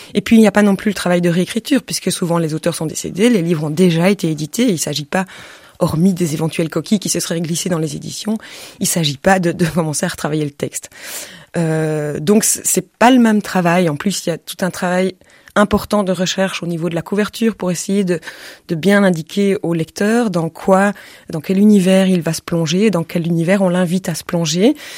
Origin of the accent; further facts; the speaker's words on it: Belgium; je suis belge